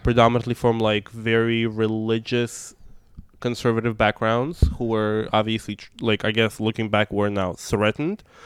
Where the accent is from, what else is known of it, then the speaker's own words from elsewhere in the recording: Moscow, Russia; first language Russian; English is a second language; moved away as an adult; also born or lived in Brooklyn, New York; now in New York, United States; I grew up in Moscow. That's, um, Russian is my first language